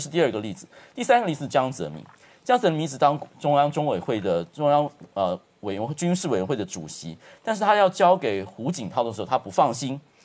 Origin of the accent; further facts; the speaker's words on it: Taiwan; 在我们台湾这边